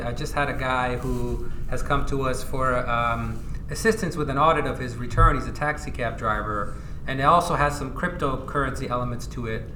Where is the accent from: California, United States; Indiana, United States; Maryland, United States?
California, United States; San Diego; also born or lived in Iran / Bay Area, California; I was born in Iran. I immigrated with my family to the U.S. around 1986 in the Bay Area. And after moving around a little bit in California, we settled in San Diego sometime in 1990